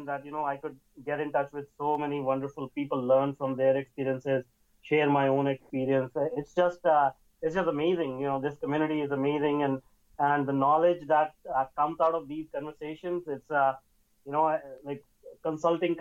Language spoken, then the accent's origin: English; India; now in Vancouver, Canada; I was born and brought up in India